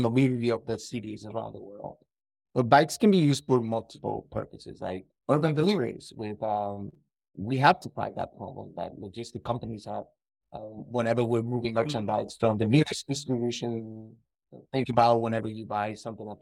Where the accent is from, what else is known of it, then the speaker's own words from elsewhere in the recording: Dominican Republic; moved away as an adult; also born or lived in Spain; now in Toronto, Canada; I'm from the Dominican Republic, so I know Spanish.